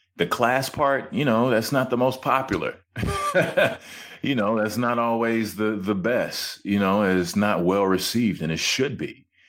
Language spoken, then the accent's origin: English; Hutchins, Texas, United States; moved away as an adult; also born or lived in Georgia / Toronto; I come from Hutchins, Texas, of course. It started out on the concrete, playing with my friends